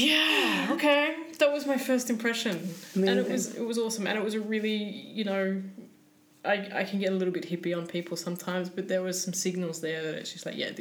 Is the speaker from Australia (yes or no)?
yes; Sydney, New South Wales, Australia; moved away as an adult; now in Stockholm, Sweden; I come from Sydney, man.